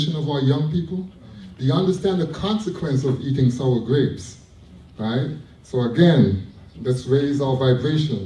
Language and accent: English; Toronto, Ontario, Canada; I'm from Jane and Finch. I'm an OG from Jane and Finch